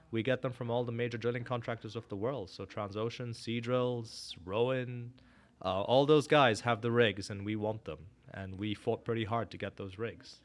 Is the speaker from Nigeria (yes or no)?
yes; Northern Nigeria, Nigeria; moved away as an adult; also born or lived in India (family) / Canada / Korea; now in Houston, United States; born and brought up in West Africa, Nigeria